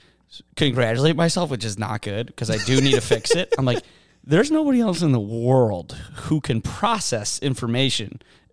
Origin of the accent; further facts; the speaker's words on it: Germany; English is a second language; also born or lived in Uzbekistan; I am from Germany and Uzbekistan together. My mother, Uzbekistan, my father, Germany. So please excuse my very funny accent